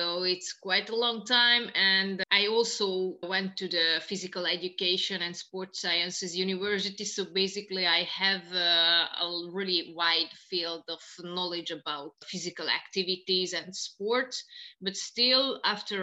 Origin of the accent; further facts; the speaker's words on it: Tiszaújváros, Borsod-Abaúj-Zemplén, Hungary; also born or lived in Japan; I'm from Hungary originally.